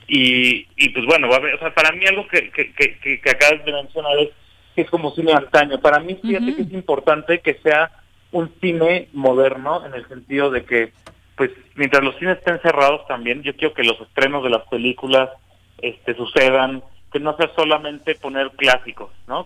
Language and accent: Spanish; Cuernavaca, Morelos, Mexico; yo nací y crecí en Cuernavaca